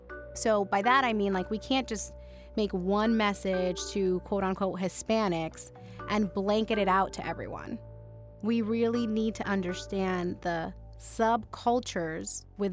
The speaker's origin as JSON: {"language": "English", "town": "New York City", "region": "New York", "country": "United States", "moved": "yes", "lives_now": "Florida, United States", "said": "I'm a Dominican from the Bronx."}